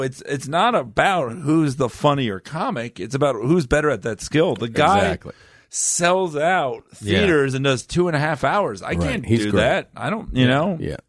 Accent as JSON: {"language": "English", "town": "Fort Lauderdale", "region": "Florida", "country": "United States", "tie": "born or raised there", "also_born_or_lived": "Miami / Davie", "said": "I was born in Miami. You know, my parents divorced at a really early age. Then I was just like, kind of raised in Fort Lauderdale by both of them."}